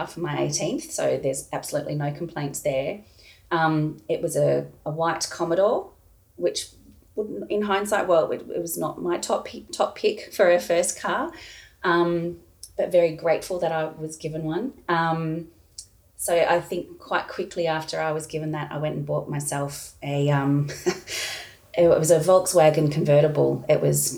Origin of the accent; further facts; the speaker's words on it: Park Orchards, Victoria, Australia; I grew up in Park Orchards